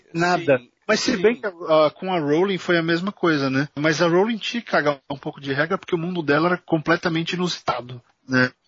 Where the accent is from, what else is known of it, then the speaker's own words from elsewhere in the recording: São Paulo, Brazil; nós dois somos de São Paulo.